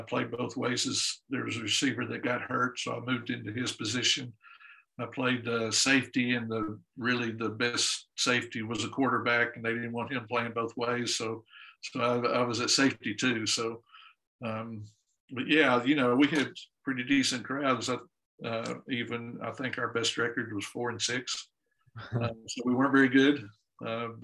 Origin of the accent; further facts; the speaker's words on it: Dallas, Texas, United States; also born or lived in Houston; I grew up in Dallas, then went to school at University of Houston